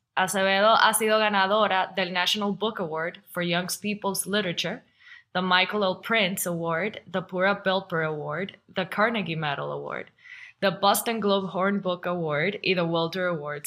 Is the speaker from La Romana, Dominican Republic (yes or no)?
yes; La Romana, Dominican Republic; yo soy de la Romana